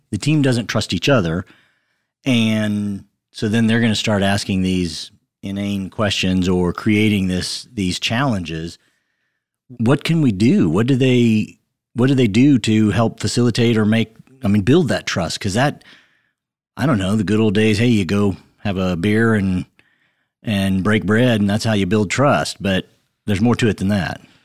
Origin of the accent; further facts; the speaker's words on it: Western Kansas, United States; I grew up in a small town in Western Kansas. I have one brother. He's older than I am